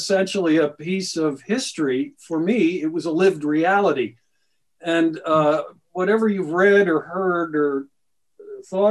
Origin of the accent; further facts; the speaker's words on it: Troy, New York, United States; when I was a kid growing up in Troy, New York